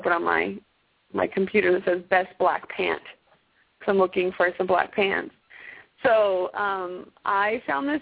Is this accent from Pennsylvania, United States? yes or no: no; Arizona, United States; also born or lived in Okinawa; now in Texas, United States; I'm from Arizona